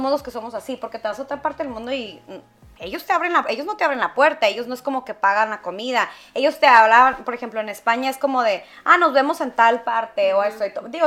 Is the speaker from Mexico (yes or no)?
yes; Mexico